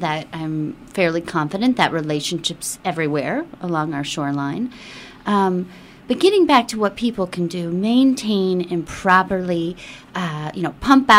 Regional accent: Midwest, United States; moved away; I grew up in the Midwest

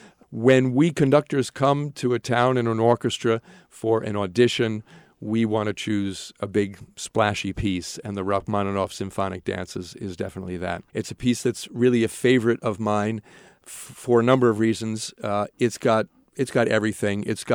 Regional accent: Norwalk, Connecticut, United States; also born or lived in Hamburg, Germany; I grew up outside of New York in Norwalk, Connecticut. I've traveled for education and work to a lot of places. I studied in Germany, in Hamburg, for 3 years.

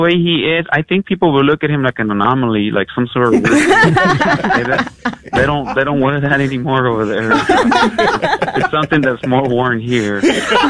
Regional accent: Michoacán, Mexico; moved away; I'm from Michoacán, Mexico.

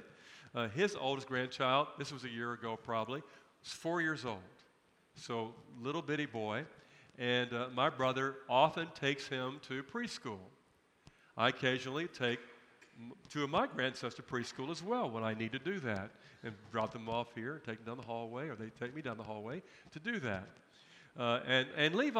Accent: United States; I am a person of privilege and position as an American.

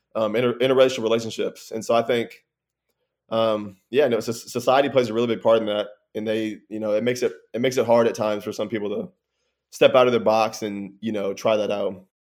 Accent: Texas, United States; I'm from Texas, but I went to a regular old public school

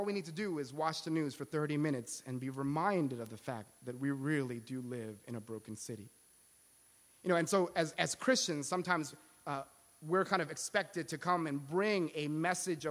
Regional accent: Philadelphia, Pennsylvania, United States; I was born and raised in Philadelphia, right? This is my home

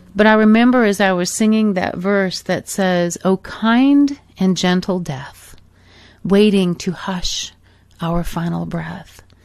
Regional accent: Michigan, United States; moved away; also born or lived in Arizona; growing up in Michigan as a young girl, and then as my family moved to Arizona many, many years ago

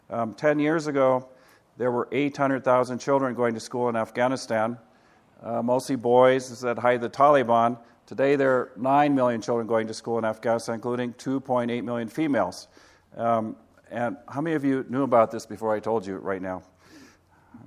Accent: Kilimanjaro, Tanzania; also born or lived in Africa; And I grew up in Africa for 15 years, and my father started a hospital on the slopes of Kilimanjaro.

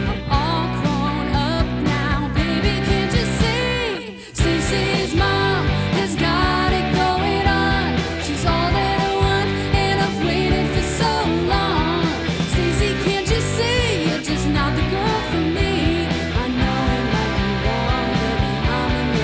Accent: Nebraska, United States; now in Chicago, United States; I grew up in small town Nebraska

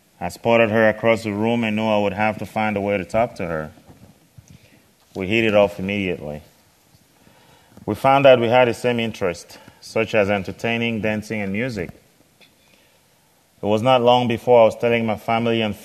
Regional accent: Cameroon; I was born in the West African country of Cameroon

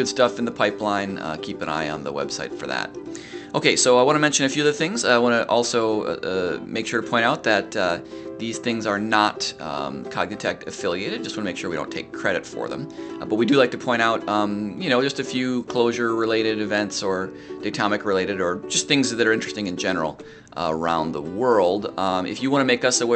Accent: Minneapolis, Minnesota, United States; Minneapolis, which is my hometown.

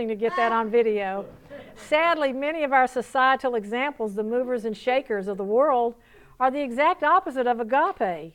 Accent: Georgia, United States; accent: southern; moved away as an adult; also born or lived in Palm Beach, Florida / Lake Tahoe, Nevada; When I was 19 years old and I was sassy from Georgia

